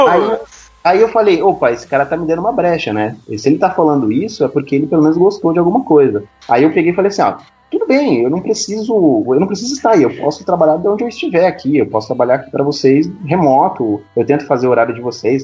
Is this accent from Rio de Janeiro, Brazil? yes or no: no; São Paulo, Brazil; eu sou de São Paulo, capital